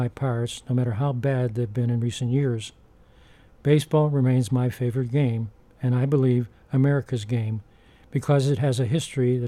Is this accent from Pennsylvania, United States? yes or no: yes; Pittsburgh, Pennsylvania, United States; growing up in Pittsburgh